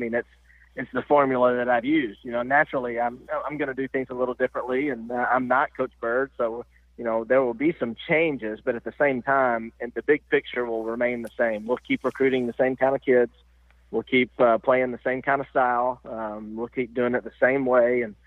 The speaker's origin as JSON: {"language": "English", "town": "Nashville", "region": "Tennessee", "country": "United States", "said": "I'm from Nashville"}